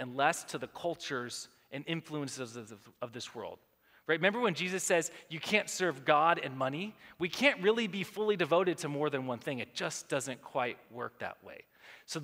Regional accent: United States; We live in America

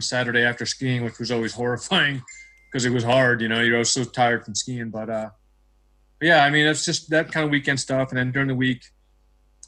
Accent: New Hampshire, United States; moved away as an adult; now in Utah, United States; I grew up in New Hampshire

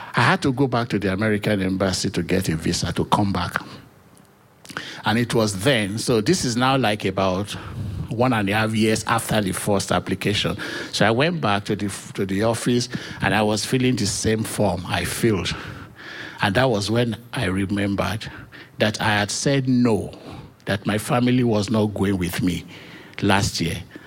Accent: Nigeria; moved away as an adult; also born or lived in New Hampshire; now in United States; I was born in Nigeria

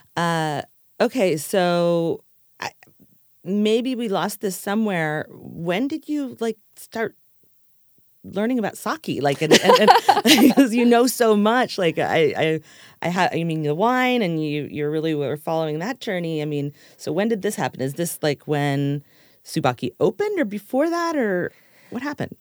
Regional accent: Los Angeles, California, United States; I was from Los Angeles

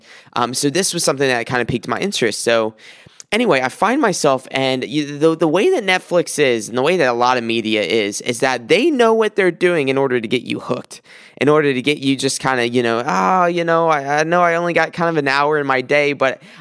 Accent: South Carolina, United States; now in Michigan, United States; I'm from South Carolina, so often I'll take trips, 12-hour trips from Michigan down to South Carolina

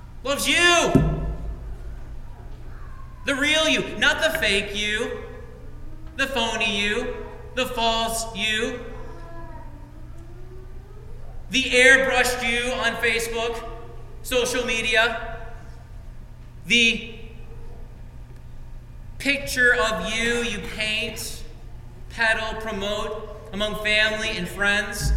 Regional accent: Frankenmuth, Michigan, United States; moved away; I come from Frankenmuth

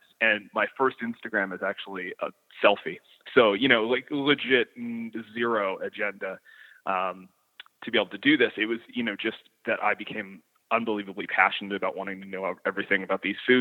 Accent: the Maritimes, Canada; my upbringing as a maritimer

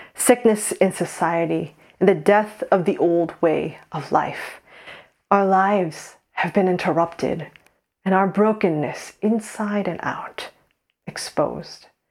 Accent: United States; moved away as an adult; now in Saint Andrews, United Kingdom; we're Korean American

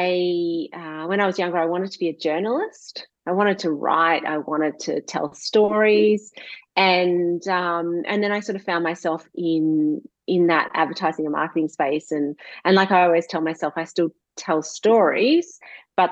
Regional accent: Gippsland, Victoria, Australia; moved away as an adult; also born or lived in London; now in Warragul, Australia; I grew up in Gippsland

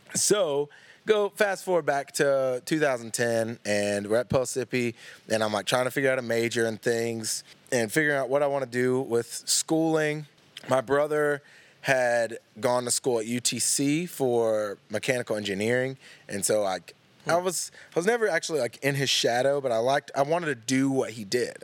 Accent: Louisville, Tennessee, United States; also born or lived in Knoxville, Tennessee; I've grown up in East Tennessee my whole life. I was born in Knoxville

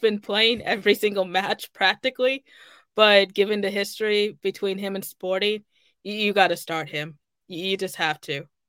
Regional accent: Kansas City, United States; born or raised there; moved away

